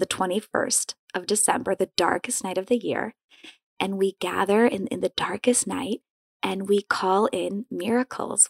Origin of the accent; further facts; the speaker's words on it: Madison, Wisconsin, United States; also born or lived in Poland; grew up in Madison, Wisconsin.